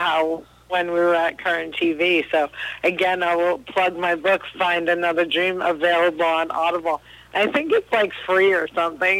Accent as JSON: {"language": "English", "region": "New Jersey", "country": "United States", "said": "I'm from New Jersey"}